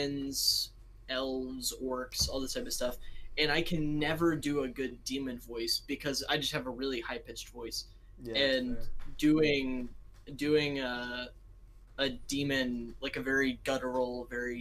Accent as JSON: {"language": "English", "country": "United States", "said": "I'm just American."}